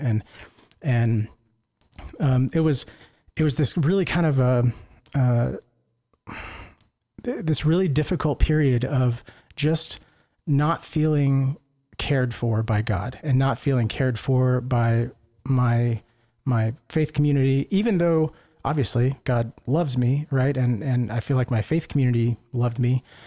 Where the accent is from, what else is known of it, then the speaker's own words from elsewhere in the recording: Lake Jackson, Texas, United States; moved away; my home parish back in Lake Jackson, Texas